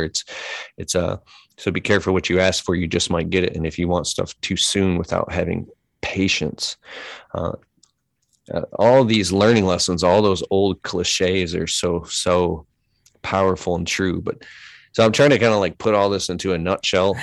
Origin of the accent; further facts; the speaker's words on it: Detroit, Michigan, United States; I grew up in Metro Detroit. We're here in Michigan